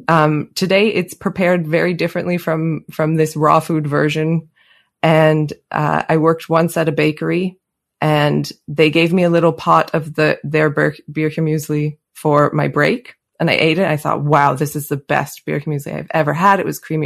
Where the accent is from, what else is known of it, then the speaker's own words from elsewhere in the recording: Calgary, Alberta, Canada; accent: Canadian; moved away as an adult; now in Switzerland; I grew up in Canada, in Calgary, uh, near the Rocky Mountains. And today I live near the Swiss Alps